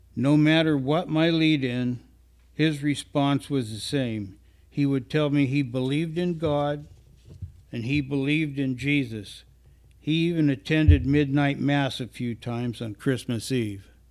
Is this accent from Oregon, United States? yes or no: yes; Northwest Oregon, United States; Many of us were born and raised in Northwest Oregon, where as teenagers and younger, we picked strawberries and other crops for summer employment